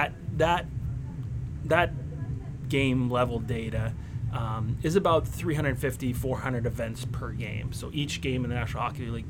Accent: outside of Oakland, California, United States; I was born and raised outside of Oakland, California.

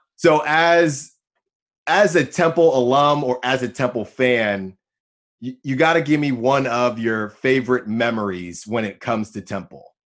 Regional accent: Bay Area, California, United States; I'm from the Bay Area

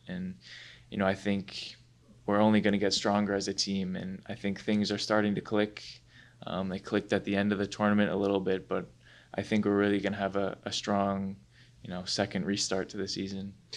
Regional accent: Rye, New York, United States; I'm from Rye, which is in, in Westchester County, and I've lived there my whole life.

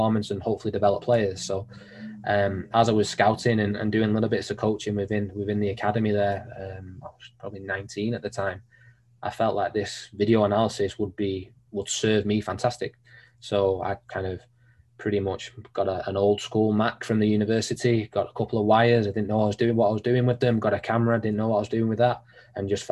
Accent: Manchester, North West England, United Kingdom; also born or lived in Sheffield; growing up in Manchester

